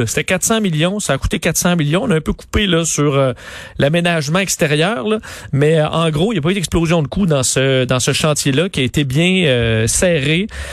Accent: Quebec City, Quebec, Canada; je viens de Sainte-Foy, je la détestais quand il était, j'étais enfant

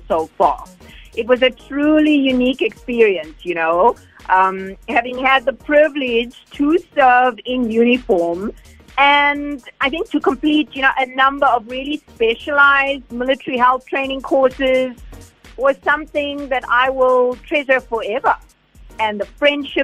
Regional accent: Durban, KwaZulu-Natal, South Africa; I was indeed born and raised in the Wentworth Bluff areas, and proudly so

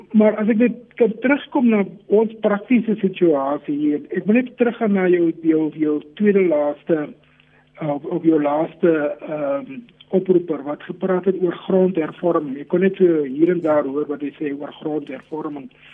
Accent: South Africa; Ons wil as Suid-Afrikaners saam met mekaar leef

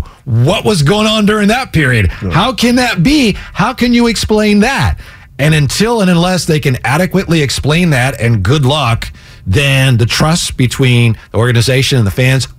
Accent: Vacaville, California, United States; I grew up in Vacaville.

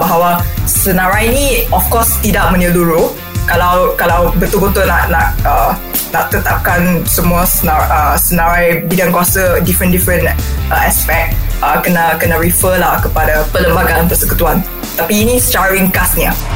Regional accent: Malaysia; kita sebagai orang Malaysia sebagai rakyat

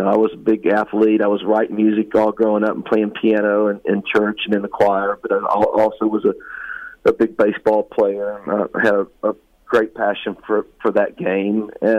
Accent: West Virginia, United States; moved away; I came from West Virginia. I was born and raised

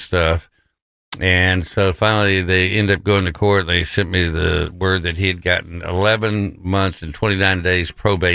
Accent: West Texas, United States; when I was growing up in West Texas in the 50s, 60s

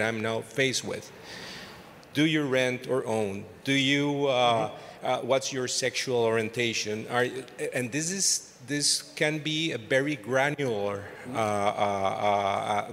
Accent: Costa Rica; English is a second language; I'm from Costa Rica

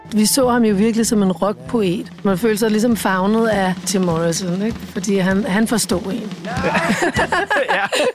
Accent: Rødovre, Capital Region of Denmark, Denmark; følte jeg mig jo virkelig som en outsider i Rødovre, ikke? der hvor jeg voksede op

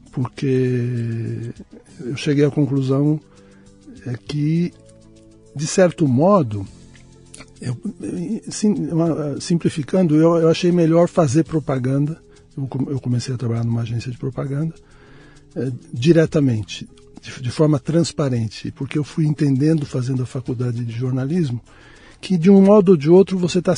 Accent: São Paulo, Brazil; Eu nasci em São Paulo mesmo.

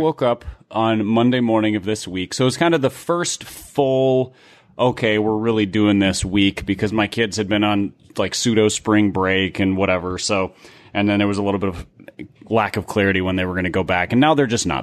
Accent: Midwest, United States; growing up in the Midwest

